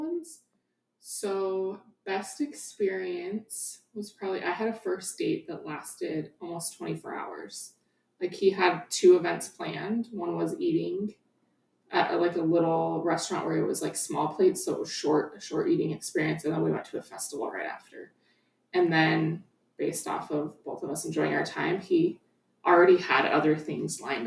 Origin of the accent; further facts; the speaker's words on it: Wyoming, United States; moved away as an adult; now in Colorado, United States; I was actually living in Wyoming.